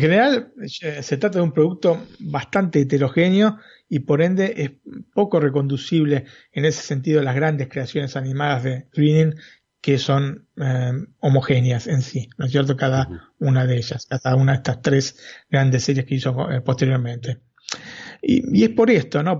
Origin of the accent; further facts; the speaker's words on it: Argentina; siendo argentino